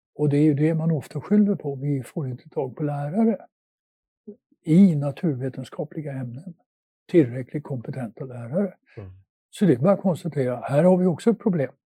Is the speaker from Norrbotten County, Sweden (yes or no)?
yes; Luleå, Norrbotten County, Sweden; moved away; also born or lived in Netherlands; där jag växte upp i Luleå